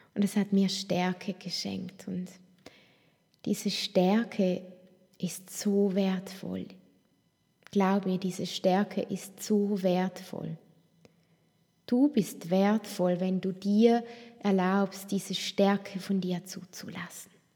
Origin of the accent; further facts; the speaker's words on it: Toggenburg, St. Gallen, Switzerland; ich bin so bodenständig aufgewachsen im Tockenburg, in den Bergen